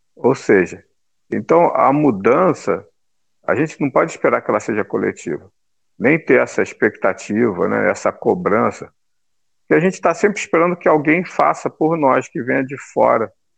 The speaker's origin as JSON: {"language": "Portuguese", "country": "Brazil", "said": "Nós, né, que somos brasileiros"}